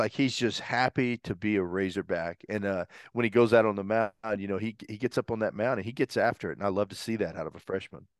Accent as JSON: {"language": "English", "town": "Brentwood", "region": "Arkansas", "country": "United States", "tie": "born or raised there", "said": "I grew up in Brentwood, Arkansas."}